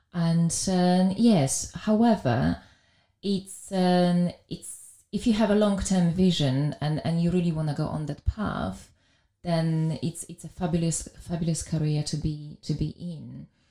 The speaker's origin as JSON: {"language": "English", "town": "Białystok", "region": "Podlaskie Voivodeship", "country": "Poland", "tie": "born or raised there", "second_language": "English", "moved": "as an adult", "lives_now": "London, United Kingdom", "said": "I was born in Poland in a very small town up north, which was called Białystok"}